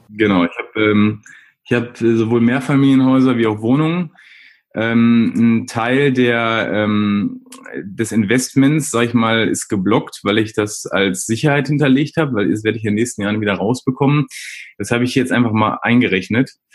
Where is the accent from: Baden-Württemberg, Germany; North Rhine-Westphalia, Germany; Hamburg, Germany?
North Rhine-Westphalia, Germany; Essen; komme gebürtig aus Essen und wohne auch in Essen mitten im Ruhrgebiet